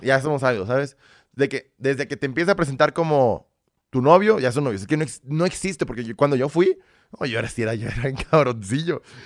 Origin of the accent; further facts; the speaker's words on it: Mexico; also born or lived in Belarus; Aquí los mexicanos siempre vamos a apoyar a nuestra gente primero